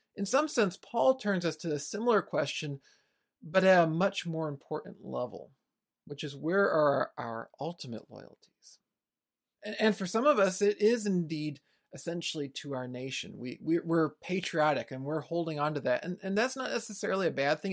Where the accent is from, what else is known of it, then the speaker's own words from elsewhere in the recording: United States; my own country here in the United States